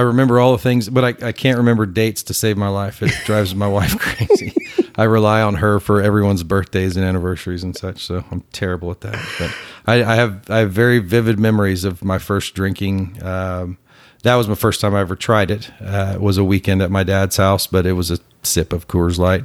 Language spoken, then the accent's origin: English; Plano, Texas, United States; also born or lived in McKinney, Texas; I grew up in Plano